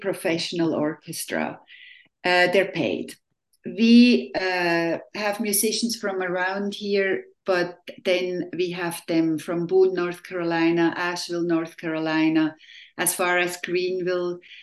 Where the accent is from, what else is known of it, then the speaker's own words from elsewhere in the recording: Switzerland; now in Tri-Cities, United States; I was born and raised in Switzerland in a little village of, at that time, I think about 1,800 people.